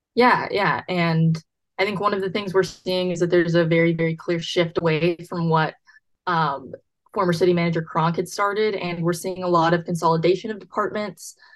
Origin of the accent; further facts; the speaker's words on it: Buda, Texas, United States; I'm from Buda